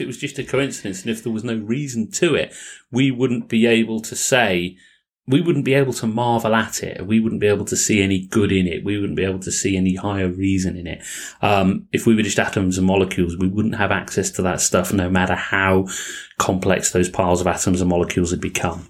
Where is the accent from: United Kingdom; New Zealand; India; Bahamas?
United Kingdom; England; accent: English; my English accent